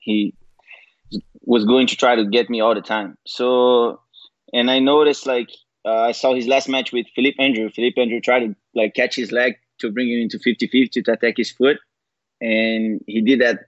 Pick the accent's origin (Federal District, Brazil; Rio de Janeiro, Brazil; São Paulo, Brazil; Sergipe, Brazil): Rio de Janeiro, Brazil; Niterói; moved away; the gym I started training at in my hometown, Niterói, in Rio